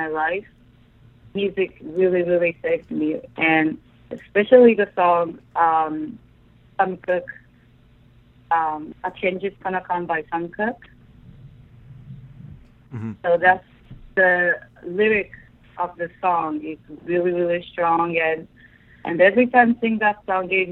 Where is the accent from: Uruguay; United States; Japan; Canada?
Japan; English is a second language; I grew up in Japan, and English is my second language